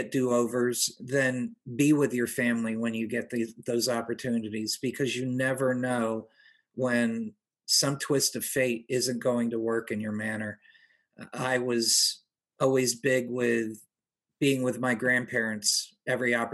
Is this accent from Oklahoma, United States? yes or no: no; Pompano Beach, Florida, United States; also born or lived in New Haven, Connecticut; After moving to South Florida, growing up in Pompano